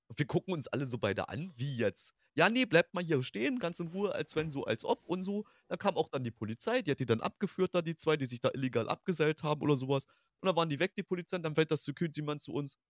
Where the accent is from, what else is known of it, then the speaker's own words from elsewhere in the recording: eastern Germany, Germany; now in Hanover, Germany; ich komme ja gebürtig aus dem Osten